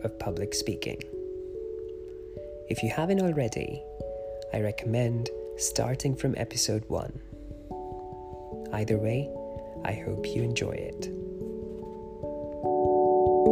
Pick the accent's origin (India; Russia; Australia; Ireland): India; Growing up in India